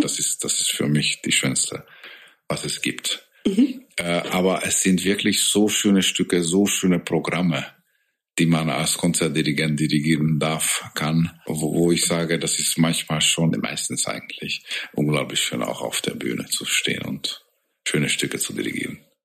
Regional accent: Hungary; German is a second language; moved away as an adult; now in Augsburg, Germany; bei uns halt in Ungarn

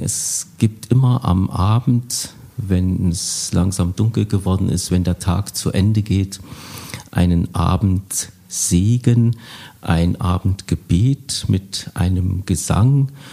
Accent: Bad Langensalza, Thuringia, Germany; ich komme aus Bad Langensalza, einer Kleinstadt unweit von Erfurt.

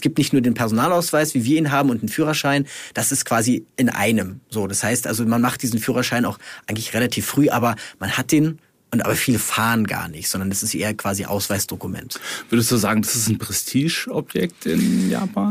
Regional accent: Germany; hier bei uns in Deutschland

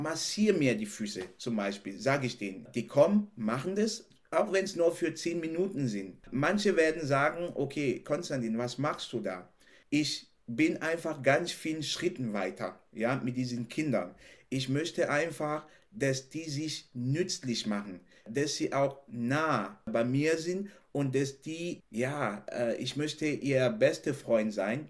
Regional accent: Cameroon; German is a second language; moved away as an adult; now in Germany; ich bin in Kamerun aufgewachsen, habe da eine sehr glückliche Kindheit gehabt

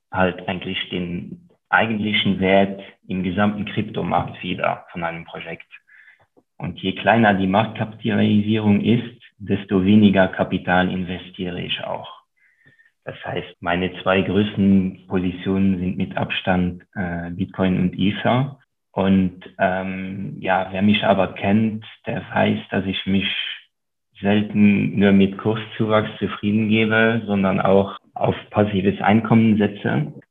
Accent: Luxembourg; first language Luxembourgish; German is a second language; wie beispielsweise meine Muttersprache, die, die Luxemburger Sprache, die nur sehr lokal und von sehr wenigen Menschen gesprochen wird.

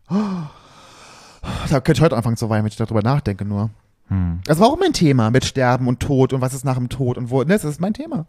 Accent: Germany; bei uns in Deutschland

